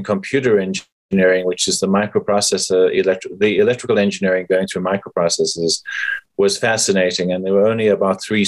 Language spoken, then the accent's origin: English; South Africa; moved away as an adult; now in United States; I am from South Africa